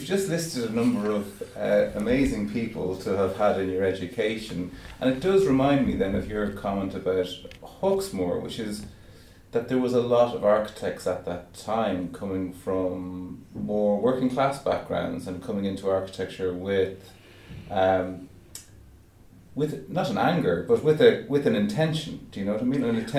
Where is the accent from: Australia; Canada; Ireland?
Ireland; as an Irishman